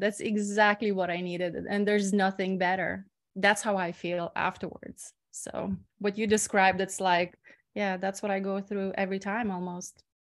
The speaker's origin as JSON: {"language": "English", "country": "Lithuania", "tie": "born or raised there", "also_born_or_lived": "Ireland / Bali", "moved": "as an adult", "said": "I'm usually in my hometown in Lithuania"}